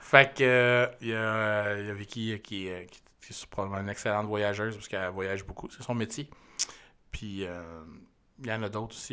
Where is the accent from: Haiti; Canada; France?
Canada; on vient du Canada